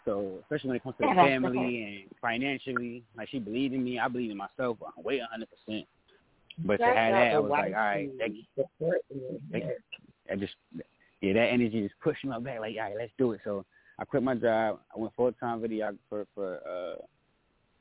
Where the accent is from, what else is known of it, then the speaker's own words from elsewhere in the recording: New York City, New York, United States; also born or lived in Columbia, South Carolina; now in Fayetteville, United States; I'm originally from Brooklyn, New York